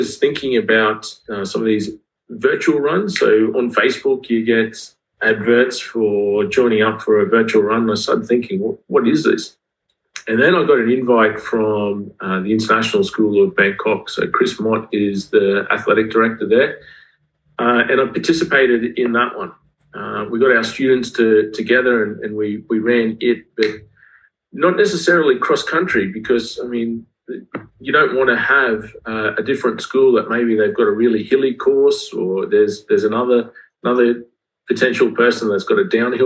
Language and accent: English; Australia; accent: Australian; moved away as an adult; also born or lived in Queensland / Cambodia / Zimbabwe; now in Tashkent, Uzbekistan; I'm Australian